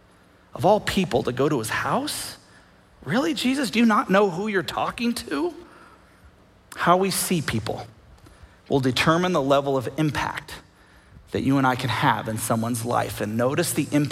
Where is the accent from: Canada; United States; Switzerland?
United States